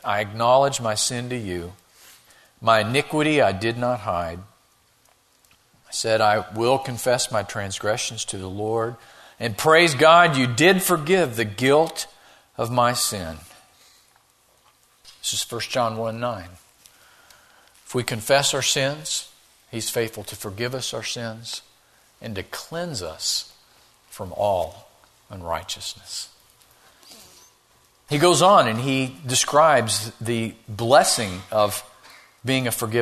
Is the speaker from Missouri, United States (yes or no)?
yes; Missouri, United States; I grew up in Missouri